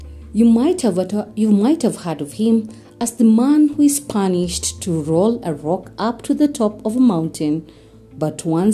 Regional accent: Kenya; I am uniquely Kenyan and relevantly African

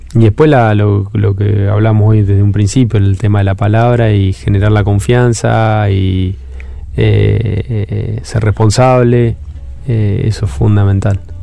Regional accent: Trenque Lauquen, Buenos Aires Province, Argentina; soy oriundo de Trenkelauken

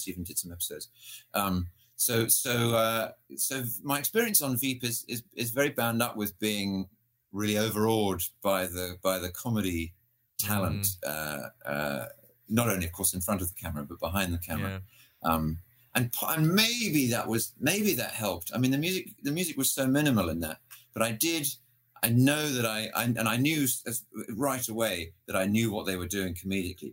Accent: United Kingdom; I grew up in Britain

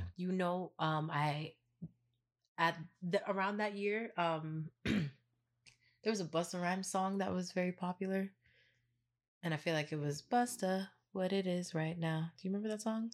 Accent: Florida, United States; also born or lived in New York; I was born in New York, raised here in Florida

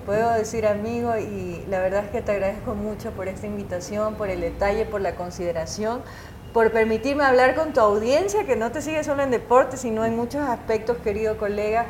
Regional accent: Guayaquil, Guayas, Ecuador; now in Quito, Ecuador; guayaquileña de nacimiento, es mi ciudad natal.

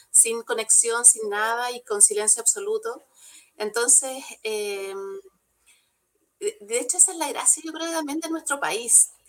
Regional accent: Santiago, Santiago Metropolitan Region, Chile; porque además yo que vengo de Santiago, ya se me ha olvidado un poco, pero eh, la visión de, de, un santiaguino es distinta

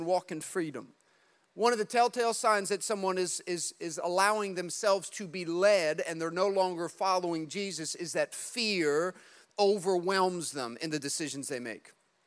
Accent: New Jersey, United States; we're from Jersey

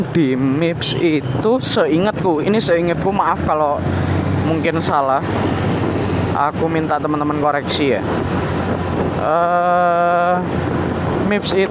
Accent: Java, Indonesia; aku sendiri Jawa uh, ini berbeda-beda

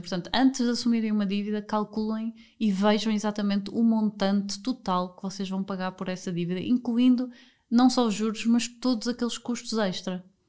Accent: Porto, Norte, Portugal; moved away as an adult; also born or lived in Lisbon / Spain / Germany; eu sou do Porto

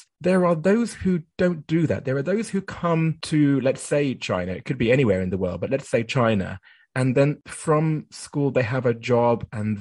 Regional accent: United Kingdom; moved away as an adult; also born or lived in Japan

